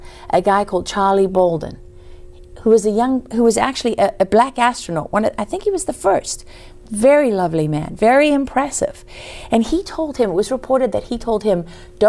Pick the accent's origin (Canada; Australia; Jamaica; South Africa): South Africa; now in United States; I came from South Africa.